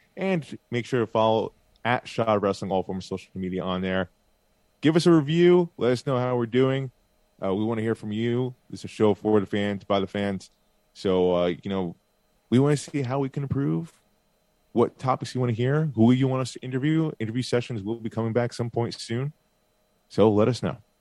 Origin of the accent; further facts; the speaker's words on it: Bay Shore, New York, United States; moved away; Great South Bay Brewery in Bayshore, New York that's my hometown over there. Oh, next to my hometown over there, very close to where I used to live